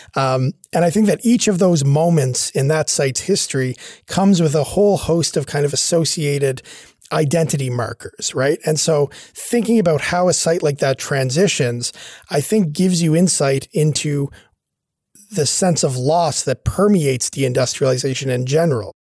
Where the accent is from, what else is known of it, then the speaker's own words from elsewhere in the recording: Sydney, Nova Scotia, Canada; I grew up here in Sydney, where I'm now working at Cape Breton University